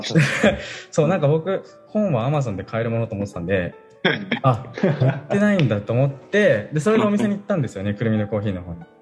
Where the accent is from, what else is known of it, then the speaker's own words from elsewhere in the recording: Kanagawa, Japan; moved away as an adult; also born or lived in Sendai, Japan; now in Hoboken, United States; 元々の出身は神奈川